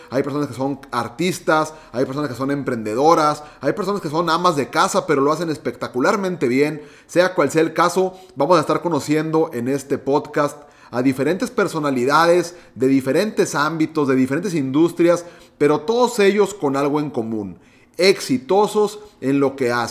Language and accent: Spanish; Monterrey, Nuevo León, Mexico; yo soy mexicano de Monterrey, Nuevo León, tengo 29 años de edad